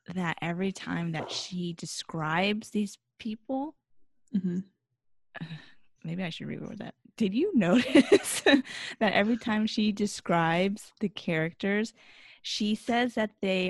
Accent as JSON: {"language": "English", "region": "Texas", "country": "United States", "said": "we're both from the South because I'm originally from Texas."}